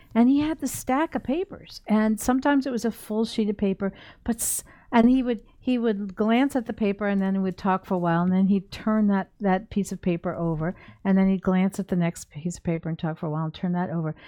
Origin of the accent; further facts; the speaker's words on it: United States; as an American